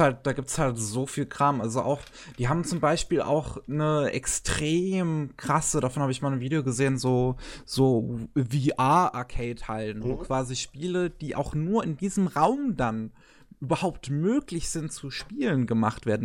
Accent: Germany; als äh, Deutsche

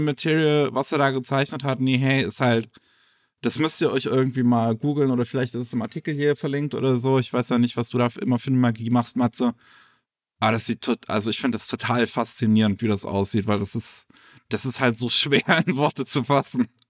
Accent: Germany; bei uns in Deutschland

